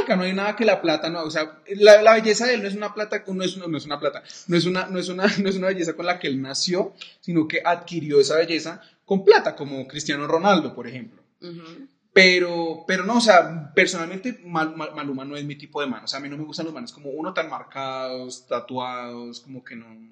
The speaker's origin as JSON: {"language": "Spanish", "town": "Cali", "region": "Valle del Cauca", "country": "Colombia", "said": "como caleño del mundo"}